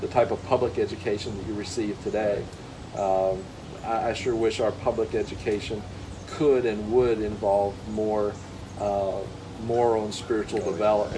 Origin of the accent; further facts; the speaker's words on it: Ohio, United States; I grew up around Ohio